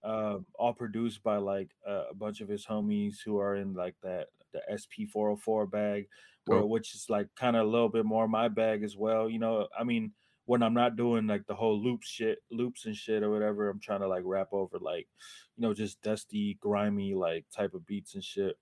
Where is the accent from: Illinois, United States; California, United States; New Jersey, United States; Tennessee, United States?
California, United States; Oakland; I'm from Oakland